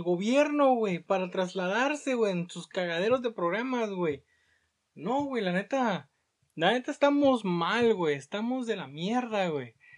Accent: Mexico; Cómo somos los mexicanos

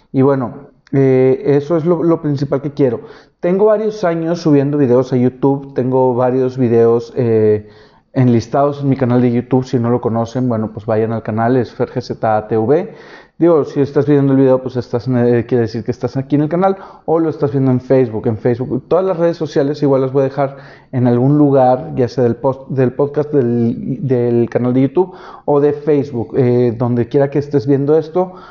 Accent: Monterrey, Nuevo León, Mexico; soy de Monterrey.

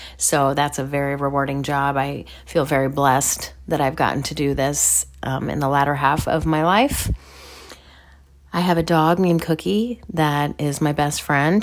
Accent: Midwest, United States; I'm from the Midwest.

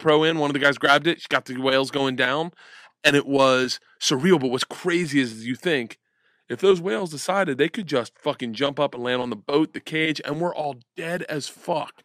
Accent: Florida, United States; growing up in Florida

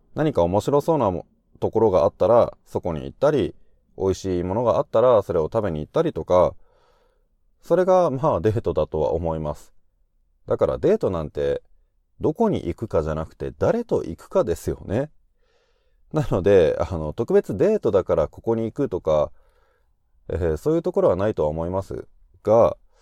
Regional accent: Japan; 俺がずっと日本で生まれて、日本で育ってきて

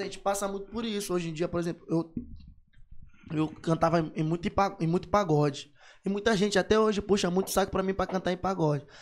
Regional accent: São Luís, Maranhão, Brazil; Eu sou de São Luís do Maranhão

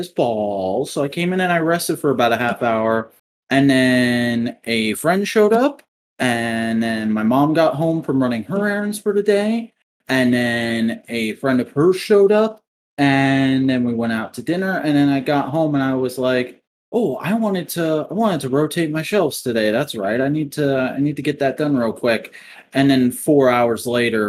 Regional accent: South Carolina, United States

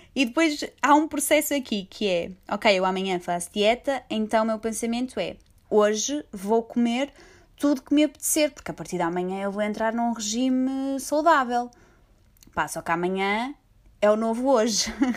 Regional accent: Portugal; eu sou portuguesa

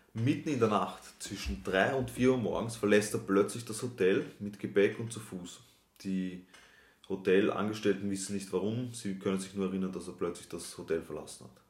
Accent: Austria; die Abitur oder die Matura bei uns in Österreich

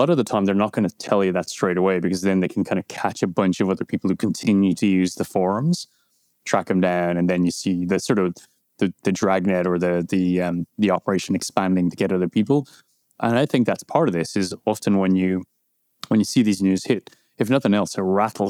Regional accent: Ireland; As Irish people kind of get, we get annoyed by the, you know, do you know, Conor Brian Fitzpatrick? And then even more annoyed when it turns out, yes, we do, because it's a small, small country.

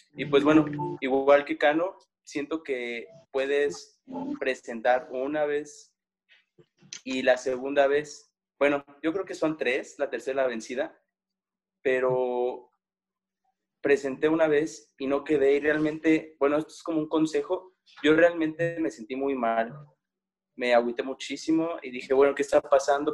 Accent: Guanajuato, Mexico; yo soy del estado de Guanajuato, entonces para, para Michoacán yo soy un foráneo, porque soy de otro estado

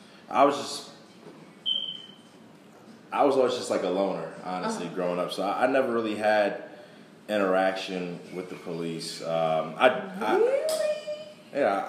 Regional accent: Jersey City, New Jersey, United States; I come from Jersey City, New Jersey, which is right outside of Newark, New Jersey

